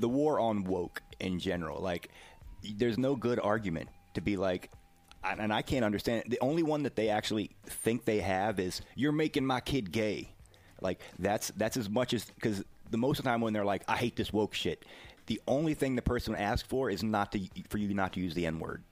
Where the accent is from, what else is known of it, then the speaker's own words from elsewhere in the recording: the South, United States; as a Southerner